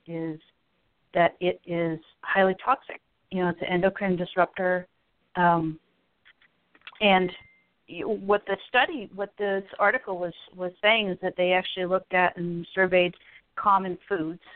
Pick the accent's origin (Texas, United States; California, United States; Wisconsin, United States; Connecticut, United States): Connecticut, United States; moved away; I'm originally from Connecticut